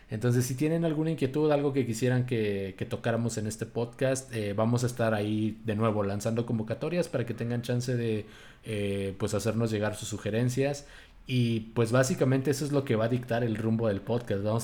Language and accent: Spanish; Hermosillo, Sonora, Mexico; also born or lived in Mexico City; los dos somos mitad chilangos, mitad eh, hermosillenses y allá en Hermosillo es muy normal referirte a las personas como